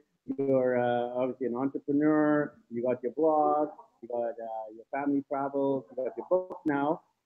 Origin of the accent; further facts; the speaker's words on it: Canada; born there; I'm of Indian origin, born in Canada.